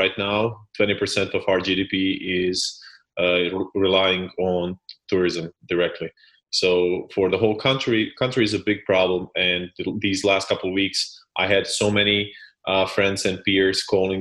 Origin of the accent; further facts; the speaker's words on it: Split, Split-Dalmatia County, Croatia; I come from Split, which is a small city on the coast of Croatia.